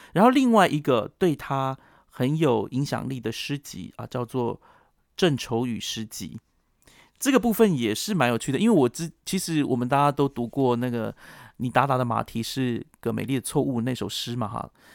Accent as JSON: {"language": "Chinese", "town": "Yuli", "region": "Hualien County", "country": "Taiwan", "tie": "born or raised there", "also_born_or_lived": "Taichung", "moved": "yes", "said": "是花莲人的关系"}